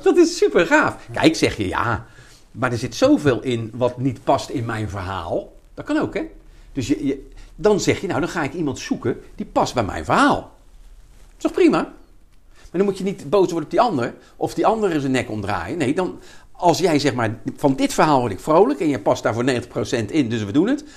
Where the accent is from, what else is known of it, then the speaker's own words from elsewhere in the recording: Rotterdam, South Holland, Netherlands; ik kom uit Rotterdam-Zuid, er zijn toch een beetje boefjes